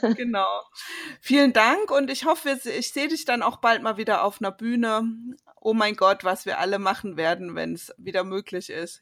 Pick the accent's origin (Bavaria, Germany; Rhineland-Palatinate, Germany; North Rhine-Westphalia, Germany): Rhineland-Palatinate, Germany; moved away; ich komme ja aus der Pfalz